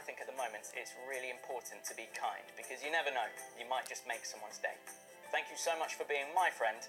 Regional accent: Ipswich, East of England, United Kingdom; I was born in Ipswich, and I'm mixed race

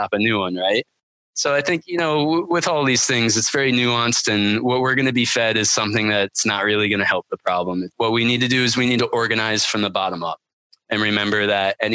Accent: Vermont, United States; I grew up pretty poor in Vermont

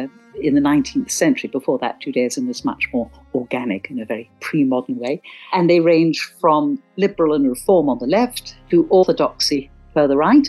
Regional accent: Cornwall, South West England, United Kingdom; I grew up in Cornwall

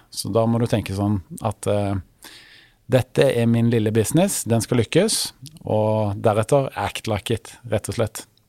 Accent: Stavanger, Rogaland, Norway; moved away as an adult; now in Oslo, Norway; jeg kom opprinnelig fra Stavanger, som er jo da Vestlandets perle

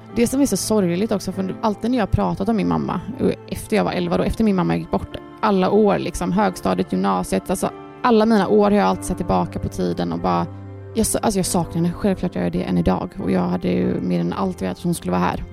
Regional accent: Gothenburg, Västra Götaland, Sweden; vi är uppvuxna här ute i Torslanda

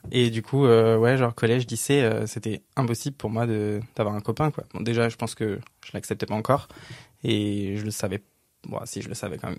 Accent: a village north of Cergy, Paris region, Île-de-France, France; J'ai grandi dans un petit village, vraiment un tout petit village de 800 habitants, un peu au nord de Cergy, région parisienne

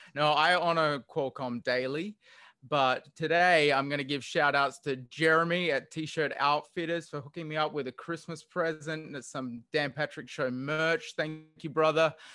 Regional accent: Australia; accent: Australian; moved away as an adult; also born or lived in Hawaii; now in Honolulu, United States; I've actually lived and grew up in Australia, and I am an Australian citizen

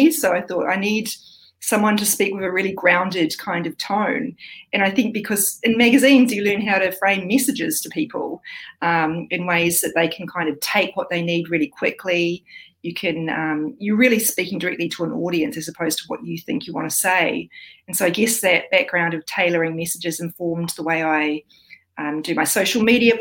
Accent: New Zealand; also born or lived in Australia; now in New South Wales, Australia; I'm a New Zealander living in Australia.

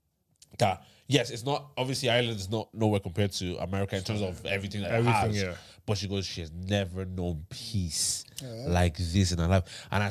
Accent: Thailand; We're here, right? And we're from Thailand.

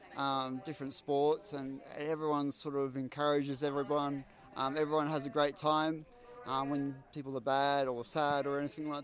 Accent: Queensland, Australia; And I'm from Queensland.

